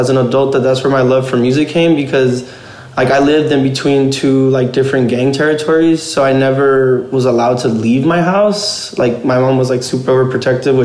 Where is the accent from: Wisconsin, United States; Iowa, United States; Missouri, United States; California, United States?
California, United States; Pomona; now in Riverside, United States; Growing up in Pomona was interesting